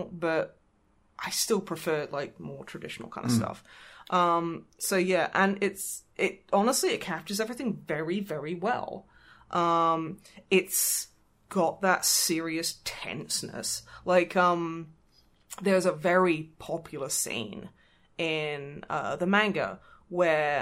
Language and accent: English; Australia; moved away; As an Australian